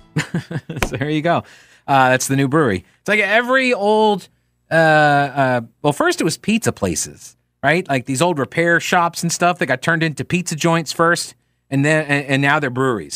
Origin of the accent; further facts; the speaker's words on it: New York, United States; moved away; I'm originally from New York